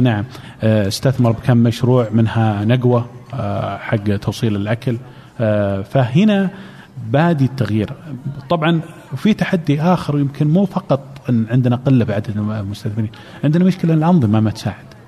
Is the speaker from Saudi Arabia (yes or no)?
yes; Saudi Arabia; عندنا في السعوديه